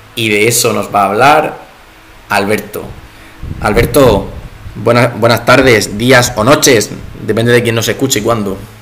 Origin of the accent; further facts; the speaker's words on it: Spain; como buenos españoles que somos